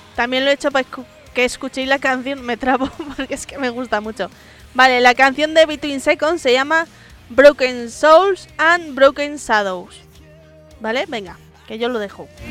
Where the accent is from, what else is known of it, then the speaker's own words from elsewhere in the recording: Madrid, Community of Madrid, Spain; Digo mazo porque soy madrileña